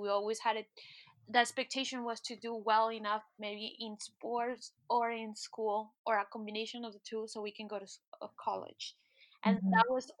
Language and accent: English; United States; And I think that that's one of the things that growing up in the States does to you. You become very much an individual.